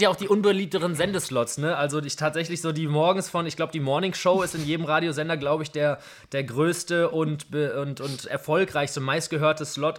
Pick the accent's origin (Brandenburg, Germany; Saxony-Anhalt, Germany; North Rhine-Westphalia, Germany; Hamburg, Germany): North Rhine-Westphalia, Germany; Essen; Also ich bin jetzt nun mal in Essen aufgewachsen